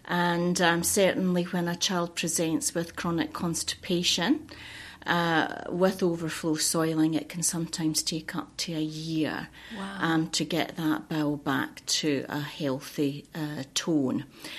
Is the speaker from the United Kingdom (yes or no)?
yes; Scotland, United Kingdom; moved away as an adult; Because I emigrated from Fife in Scotland, and came across here with my husband and my son, and I started working at the local hospital, Hastings Hospital.